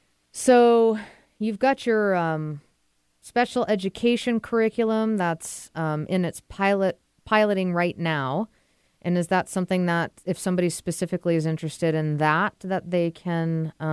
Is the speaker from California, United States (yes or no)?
no; Boston, Massachusetts, United States; moved away; I'm from the Boston area